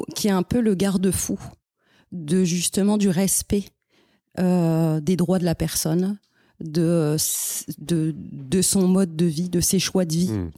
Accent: France; moved away as an adult; now in Montreal, Canada; en tant que français

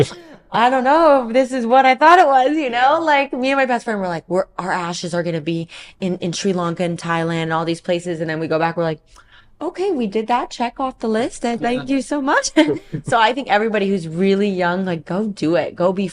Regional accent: Central California, United States; moved away as an adult; also born or lived in Puerto Rico; now in Florida, United States; I'm from Central California

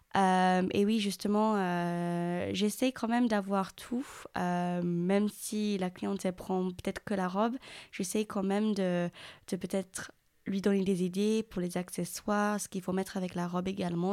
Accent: England, United Kingdom; French is a second language; now in Périgueux, France; je suis anglaise, donc, euh, si ça s'entend pas par rapport à mon accent

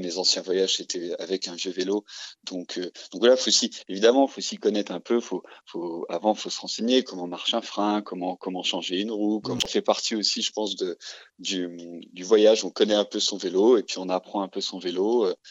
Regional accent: Dijon, Bourgogne-Franche-Comté, France; je suis originaire de Dijon

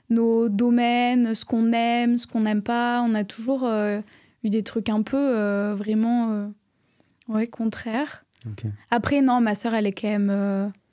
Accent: Florac, Occitania, France; also born or lived in Bordeaux; Mais en plus, vraiment, j'ai grandi de à Florac.

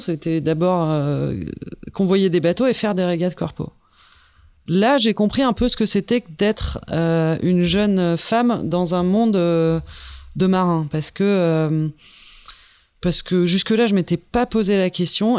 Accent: Paris, Île-de-France, France; je suis repartie chez moi à Paris

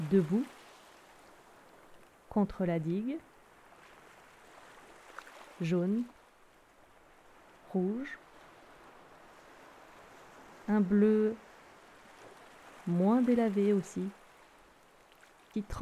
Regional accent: Brittany, France; je vous emmène chez moi, en Bretagne

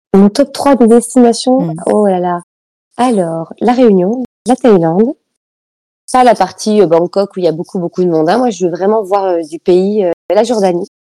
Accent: France; je suis née en France

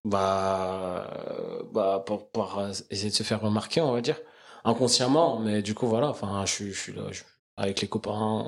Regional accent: Crosne, Île-de-France, France; also born or lived in Belleville, Paris; J'ai grandi dans 91, donc euh, une petite ville euh, qui s'appelle Crône

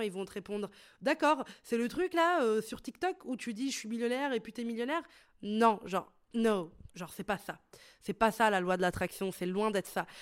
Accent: Italy; moved away as an adult; now in Brussels, Belgium; j'ai grandi en Italie

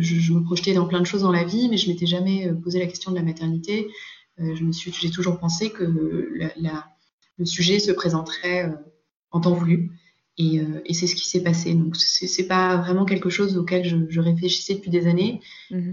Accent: Paris, Île-de-France, France; je suis parisienne

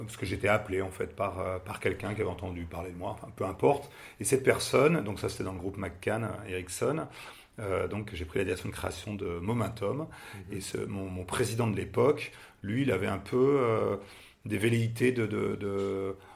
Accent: Paris, Île-de-France, France; moved away as an adult; now in Nantes, France; je viens de Paris

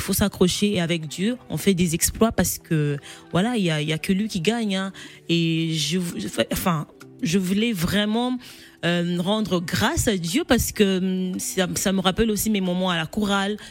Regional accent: Kolwezi, Lualaba, DR Congo; also born or lived in Kongolo, Tanganyika; au, Congo, je ne vivais pas à Kinshasa, donc je viens de Kolwezi

